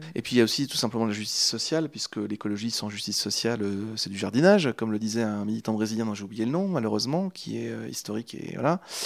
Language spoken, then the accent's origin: French; Angers, Pays de la Loire, France; moved away as an adult; now in Normandy, France; je viens de Angers à la base. Je suis canet depuis très peu de temps, depuis, depuis septembre, je suis normand, mais j'ai habité 25 ans en Anjou, à Angers